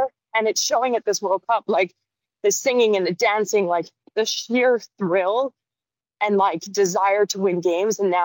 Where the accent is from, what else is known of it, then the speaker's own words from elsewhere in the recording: Saskatoon, Saskatchewan, Canada; moved away; it's still my country. It'll never be my former country. I do have two American baby boys, so I'm part American. I married an Englishman, but I'll forever be Canadian